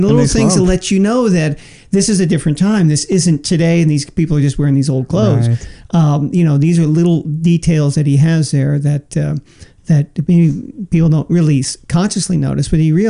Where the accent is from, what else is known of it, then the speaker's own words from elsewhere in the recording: San Francisco, California, United States; I grew up in San Francisco, and sure. I was, you know, 10 years old at the time